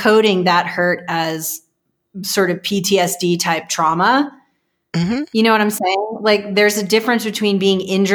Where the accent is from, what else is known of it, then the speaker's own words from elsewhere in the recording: Texas, United States; I'm from Texas